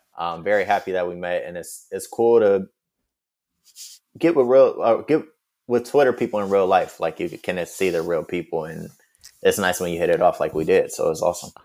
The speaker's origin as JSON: {"language": "English", "town": "Detroit", "region": "Michigan", "country": "United States", "tie": "born or raised there", "also_born_or_lived": "Washington, D.C. / New York / Paris / Atlanta", "moved": "as an adult", "lives_now": "Los Angeles, United States", "said": "I grew up in Detroit. I pretty much lived there my whole childhood."}